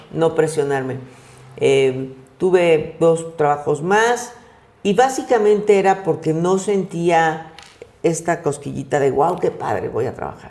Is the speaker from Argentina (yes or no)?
no; Mexico; Soy mexicana de una familia de clase media